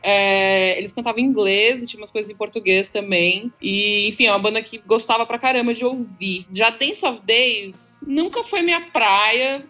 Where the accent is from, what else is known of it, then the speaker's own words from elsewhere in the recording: São Paulo, Brazil; eu sou de São Paulo, nasci em São Paulo